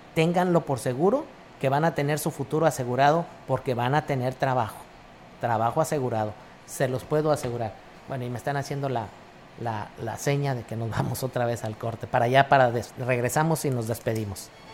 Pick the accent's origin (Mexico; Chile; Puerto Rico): Mexico; Tampico, Tamaulipas; now in Ciudad Valles, Mexico; Yo soy de Tampico